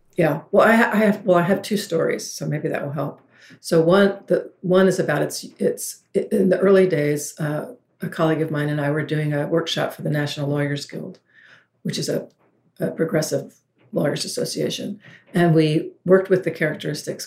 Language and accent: English; the South, United States; I'm from the South